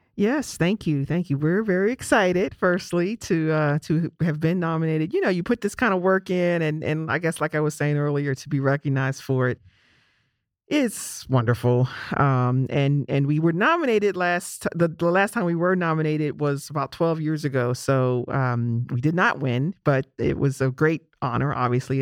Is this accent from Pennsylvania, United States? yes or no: yes; Pittsburgh, Pennsylvania, United States; growing up in Pittsburgh, my beloved city of Pittsburgh